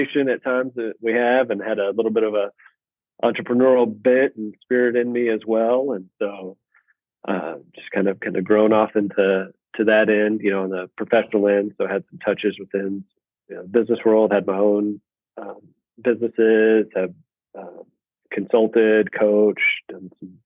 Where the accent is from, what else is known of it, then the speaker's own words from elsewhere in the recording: Abilene, Texas, United States; I am born and raised in Abilene, Texas